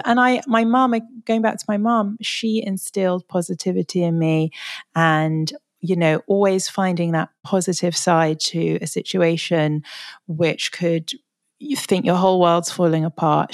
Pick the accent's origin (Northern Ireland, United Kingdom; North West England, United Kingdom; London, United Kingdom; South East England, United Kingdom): London, United Kingdom; I'm sort of born and bred Londoner